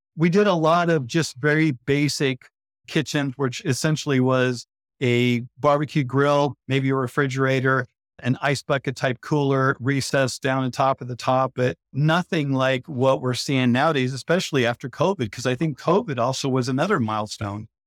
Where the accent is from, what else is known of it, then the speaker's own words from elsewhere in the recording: Idaho, United States; moved away as an adult; now in Phoenix, United States; growing up in Idaho, owning the construction company in Idaho